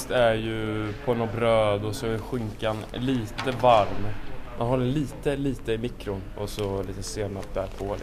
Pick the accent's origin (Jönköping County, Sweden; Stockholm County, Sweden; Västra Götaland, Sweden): Stockholm County, Sweden; Stockholm; Jag eh, ska fira jul med mina föräldrar hemma i Stockholm.